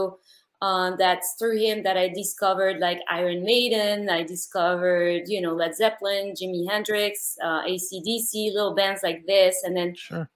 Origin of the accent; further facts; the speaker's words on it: Paris, Île-de-France, France; moved away; I'm from Paris, France